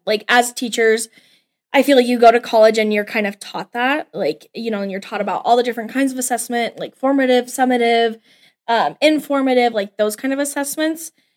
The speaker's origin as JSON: {"language": "English", "town": "Cheyenne", "region": "Wyoming", "country": "United States", "tie": "born or raised there", "also_born_or_lived": "Laramie, Wyoming", "moved": "as an adult", "lives_now": "Scottsbluff, United States", "said": "I'm from Cheyenne, born and raised."}